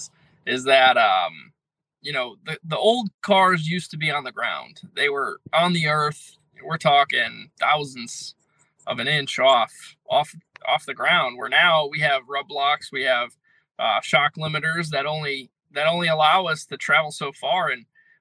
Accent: Connecticut, United States; I'm from Connecticut

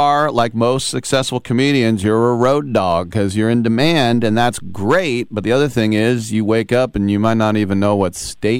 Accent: Richmond, California, United States; I grew up in Richmond, California, in the 70s.

